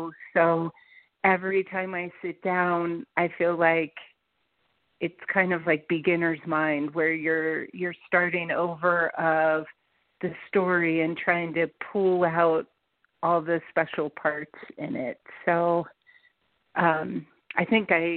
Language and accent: English; Cincinnati, Ohio, United States; also born or lived in Colorado; I'm from Cincinnati